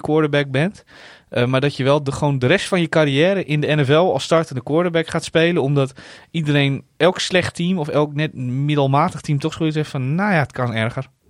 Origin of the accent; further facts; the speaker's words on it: Netherlands; als Nederlander